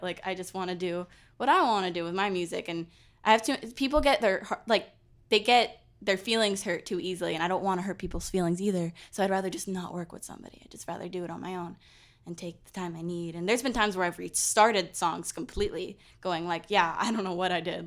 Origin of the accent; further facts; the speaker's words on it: California, United States; moved away; I was born in California